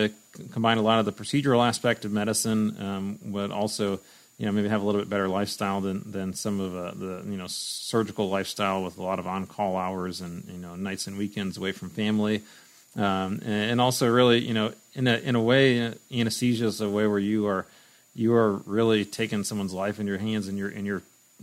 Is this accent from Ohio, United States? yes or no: yes; Cleveland, Ohio, United States; I grew up in the Cleveland area